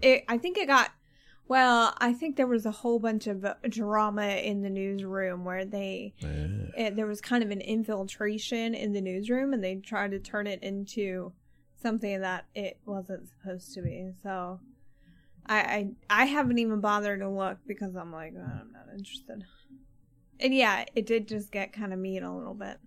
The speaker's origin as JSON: {"language": "English", "region": "Maryland", "country": "United States", "tie": "born or raised there", "said": "I grew up in Maryland"}